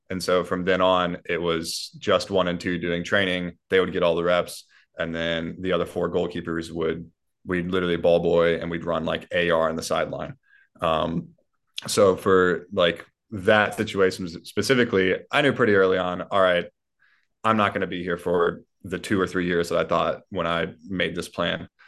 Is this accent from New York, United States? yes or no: no; Columbia, South Carolina, United States; my hometown, Columbia, South Carolina